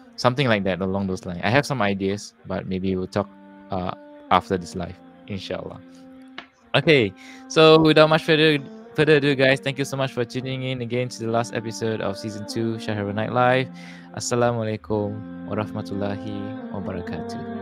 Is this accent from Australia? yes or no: no; Singapore; I'm from Singapore, somewhere in Southeast Asia, below Malaysia.